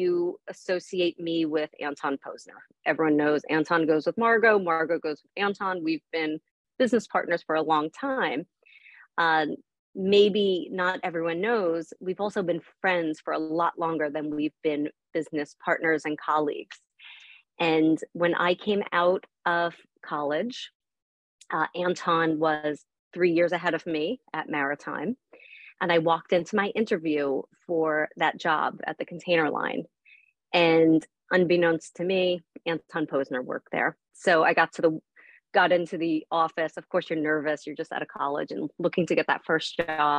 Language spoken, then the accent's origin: English; Long Island, New York, United States; I grew up on the East Coast. I grew up in New York. I grew up on the water. But there's not a real barging community here around Long Island.